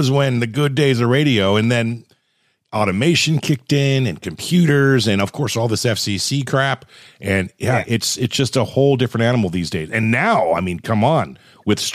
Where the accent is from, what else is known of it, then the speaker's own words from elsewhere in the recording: Southern California, United States; I grew up in SoCal